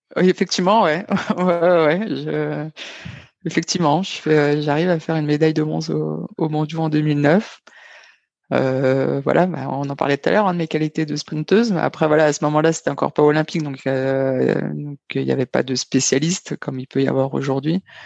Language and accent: French; Dijon, Bourgogne-Franche-Comté, France; moved away as an adult; also born or lived in Nevers / Toulouse; j'étais originaire de Dijon, j'étais passé par Nevers, j'étais à ce moment-là, j'étais à Toulouse